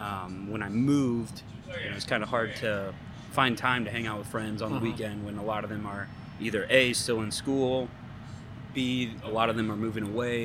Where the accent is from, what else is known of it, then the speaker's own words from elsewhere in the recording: St. Louis, Missouri, United States; moved away as an adult; now in Kansas City, United States; Graduated in May, accepted a full-time job up here. From St. Louis, so I moved all the way from St. Louis.